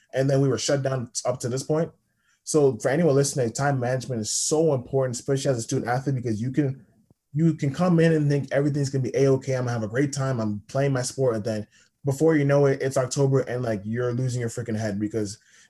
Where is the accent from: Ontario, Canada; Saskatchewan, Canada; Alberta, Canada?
Ontario, Canada; Toronto; So basically, yeah, I'm from Toronto.